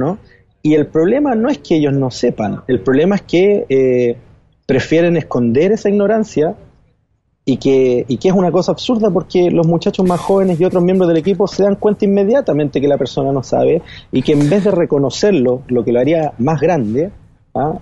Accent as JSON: {"language": "Spanish", "country": "Chile", "moved": "as an adult", "lives_now": "New York, United States", "said": "en mi país, en Chile"}